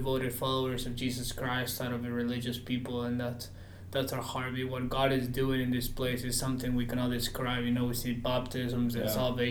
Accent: Peru; moved away as an adult; now in United States; I'm originally from Peru, so that's where I'm from.

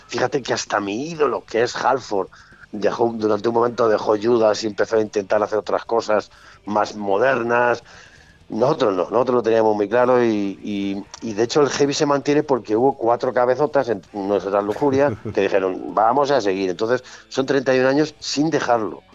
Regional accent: Castile and León, Spain; yo soy de Castilla

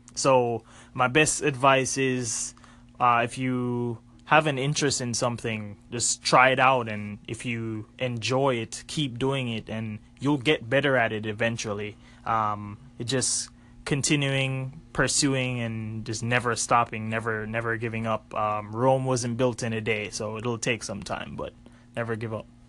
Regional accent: Jamaica; growing up in Jamaica, my dad is a graphic designer

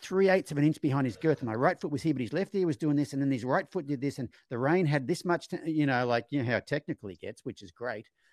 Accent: Australia; growing up in Australia in my generation

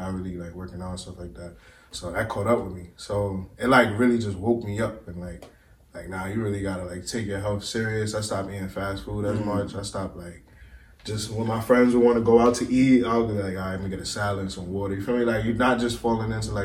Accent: New York City, New York, United States; growing up in Brooklyn, like, being from New York

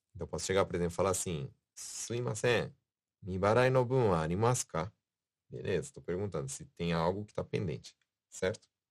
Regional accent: São Paulo, Brazil; now in Japan; eu sou de São Paulo, né? Na minha vida sempre foi falado pernilongo

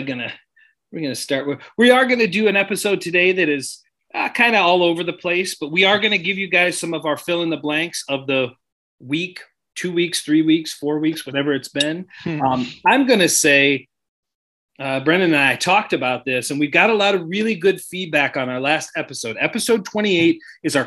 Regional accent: Sandusky, Ohio, United States; I grew up in Sandusky

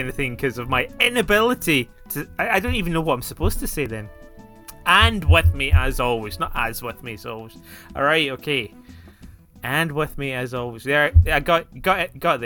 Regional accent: Scotland, United Kingdom; accent: Scottish; my Scottish accent

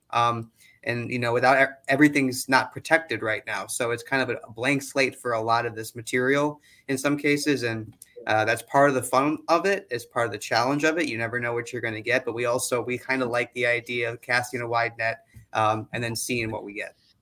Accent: Wisconsin, United States; also born or lived in Illinois; I'm actually from Wisconsin and a Badger, uh, so I get to go back to my alma mater.

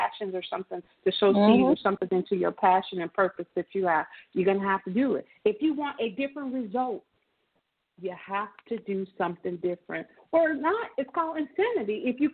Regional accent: United States; us as American

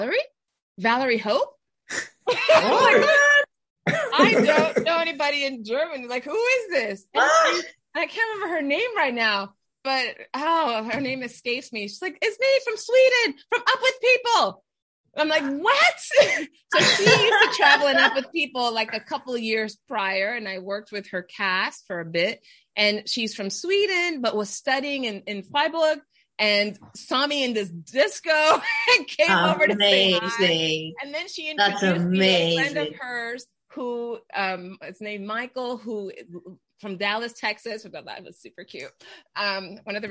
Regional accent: Panama; moved away; I'm originally from Panama

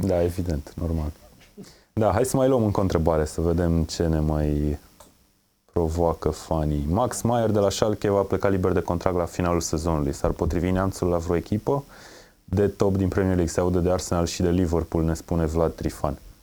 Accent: Brașov, Brașov County, Romania; Eu sunt din Brașov

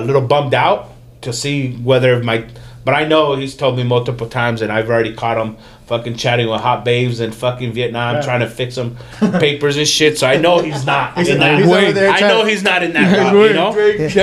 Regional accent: Mexico; now in United States; at least where I was from, where I was born in Mexico

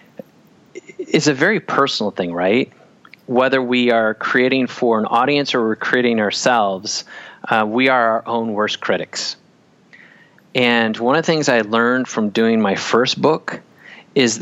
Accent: Wisconsin, United States; I grew up in Wisconsin.

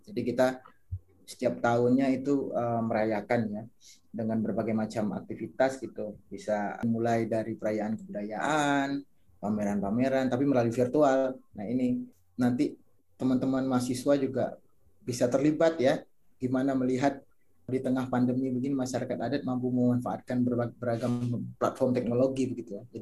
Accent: Tebo, Jambi, Indonesia; saya asli dari Talang Mama Simarentihan. Itu satu komunitas masyarakat adat yang ada di Tebo, Jambi, Provinsi Jambi.

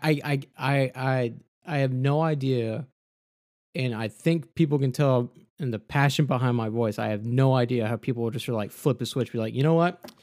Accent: Texas, United States; I'm from Texas

